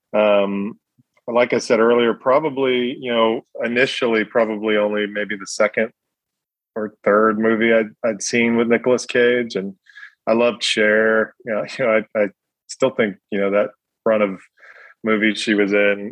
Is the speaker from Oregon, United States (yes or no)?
no; New York City, New York, United States; moved away as an adult; now in Oxford, Mississippi, United States; growing up in Brooklyn